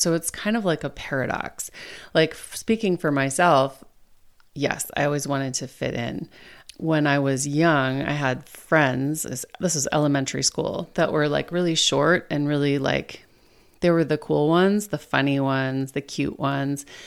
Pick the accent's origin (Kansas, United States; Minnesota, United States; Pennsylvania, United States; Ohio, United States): Minnesota, United States; now in Maryland, United States; my home state of Minnesota